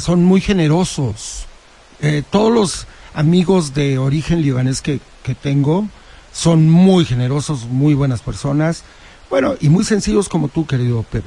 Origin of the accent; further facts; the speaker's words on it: Huauchinango, Puebla, Mexico; yo soy originario de Huachinango